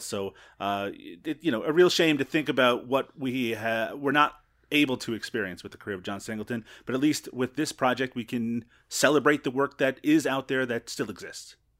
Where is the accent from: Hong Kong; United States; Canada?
Canada; Newfoundland and Labrador; I grew up in Newfoundland